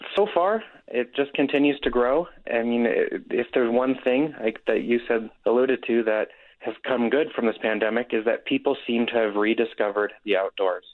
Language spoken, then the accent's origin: English; Nevada side, United States; moved away as an adult; also born or lived in Colorado / Denver, Colorado; now in Utah, United States; I actually grew up in the Lake Tahoe area, on the Nevada side of Lake Tahoe area.